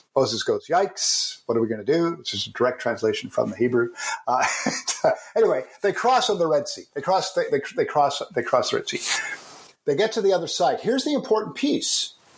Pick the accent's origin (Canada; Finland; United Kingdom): Canada; I'm a Canadian.